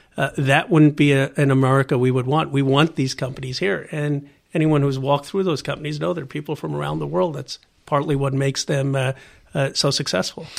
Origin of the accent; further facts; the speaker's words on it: Bucks County, Pennsylvania, United States; also born or lived in Philadelphia; now in California, United States; I grew up in, uh, in Bucks County, Pennsylvania